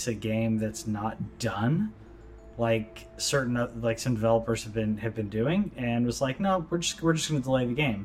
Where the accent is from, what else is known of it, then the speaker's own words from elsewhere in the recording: United States; me as an American